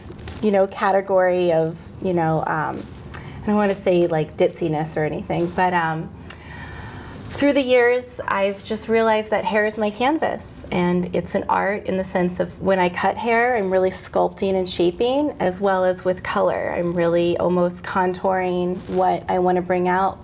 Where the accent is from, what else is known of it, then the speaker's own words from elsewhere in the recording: San Diego, California, United States; moved away; also born or lived in East Coast; I'm originally from San Diego, California